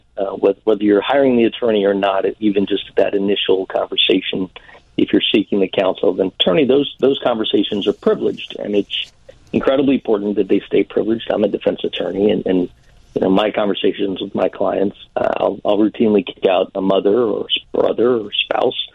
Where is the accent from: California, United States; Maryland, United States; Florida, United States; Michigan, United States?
Florida, United States; South; now in Orlando, United States; I grew up in South Florida, and even though I'm in Orlando